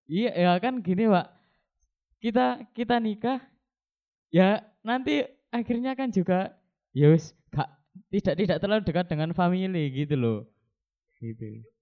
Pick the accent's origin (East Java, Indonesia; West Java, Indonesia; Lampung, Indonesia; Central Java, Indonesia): East Java, Indonesia; Jombang; Saya dari Jombang.